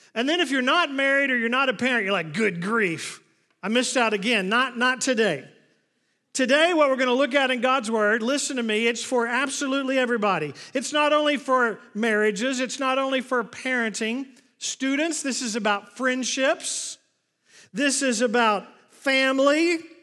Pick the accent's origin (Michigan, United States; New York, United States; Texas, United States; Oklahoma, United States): Oklahoma, United States; moved away; I grew up in Oklahoma